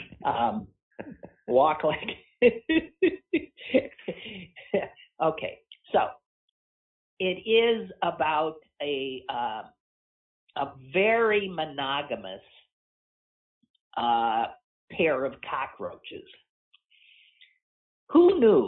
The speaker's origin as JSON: {"language": "English", "country": "United States", "said": "We're American"}